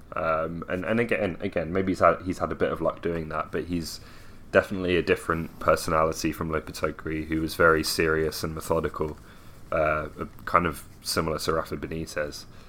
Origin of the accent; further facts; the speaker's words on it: Milton Keynes, South East England, United Kingdom; my hometown of Milton Keynes